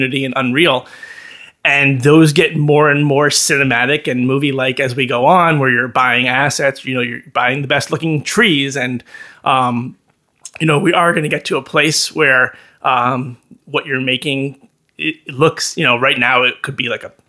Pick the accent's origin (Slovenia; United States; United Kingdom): United States; Chappaqua, New York; moved away; I grew up in Chappaqua, home to the Clinton family